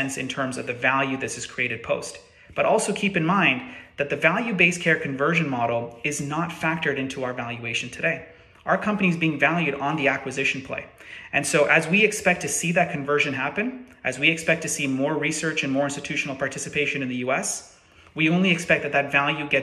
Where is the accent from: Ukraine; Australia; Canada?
Canada; as a Canadian myself